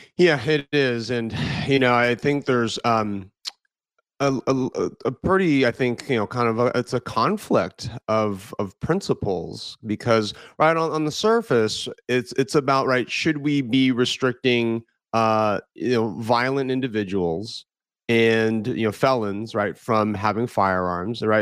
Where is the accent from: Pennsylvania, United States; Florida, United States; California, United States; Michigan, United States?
California, United States; I was born in California